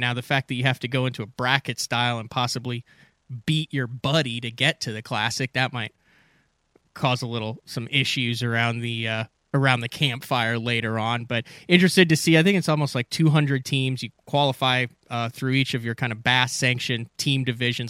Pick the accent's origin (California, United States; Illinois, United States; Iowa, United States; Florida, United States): Illinois, United States; Central; I'm from Illinois, grew up in in Central Illinois, got family in Ohio